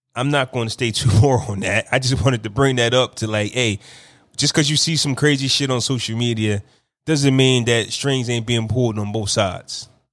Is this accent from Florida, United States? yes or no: no; New Jersey, United States; New Jersey, my hometown, my home state